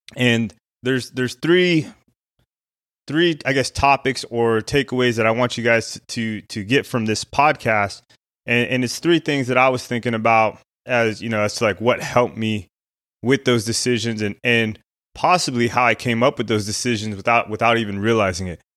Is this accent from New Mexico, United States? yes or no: yes; Albuquerque, New Mexico, United States; I grew up in Albuquerque, New Mexico